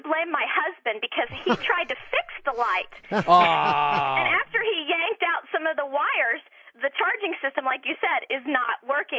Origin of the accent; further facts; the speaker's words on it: Florida, United States